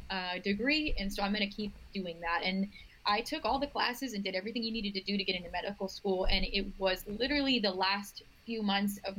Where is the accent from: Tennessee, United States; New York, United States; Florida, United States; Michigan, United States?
Florida, United States; moved away as an adult; also born or lived in Arizona; I'm originally from Florida and I'm now living and practicing in South Florida